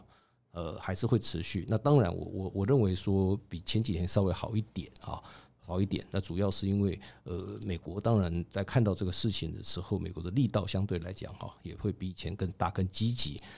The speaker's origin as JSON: {"language": "Chinese", "country": "Taiwan", "said": "我们一直就是中华民国台湾嘛"}